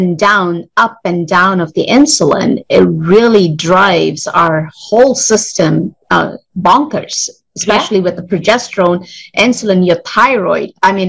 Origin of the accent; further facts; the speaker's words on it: India; English is a second language; now in United States; I came from India